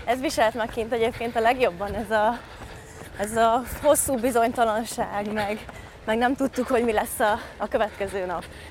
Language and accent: Hungarian; Sándorfalva, Csongrád-Csanád, Hungary; also born or lived in Szeged; én Sándorfalván nőttem fel Szeged mellett